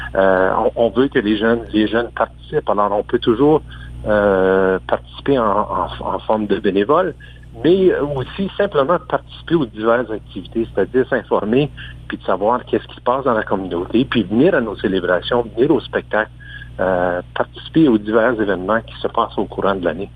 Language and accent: French; Sudbury, Ontario, Canada; moved away as an adult; now in Aurora, Canada; Je suis un franco-ontarien du nord de l'Ontario. J'arrive de, la région de Sudbury, euh, au-delà de 25 ans passés